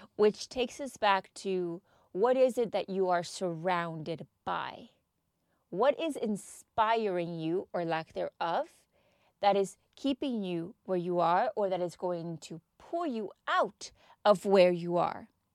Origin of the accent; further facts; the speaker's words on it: Texas, United States; now in United Kingdom; I am from Texas